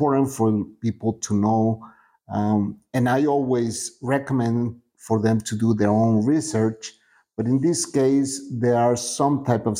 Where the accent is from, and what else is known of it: Guatemala